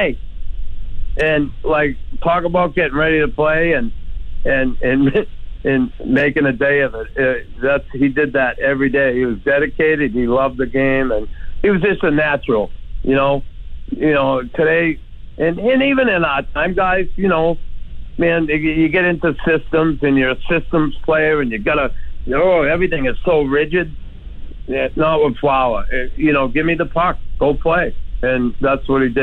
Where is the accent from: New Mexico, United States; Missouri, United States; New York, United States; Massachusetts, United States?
Massachusetts, United States; Boston; moved away as an adult; also born or lived in Montreal; I grew up in Boston